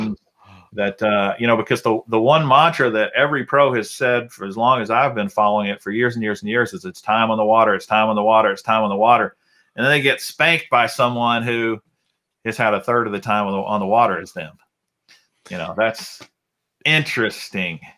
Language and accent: English; Alabama, United States; I was born in Alabama. Uh, my dad was an electrician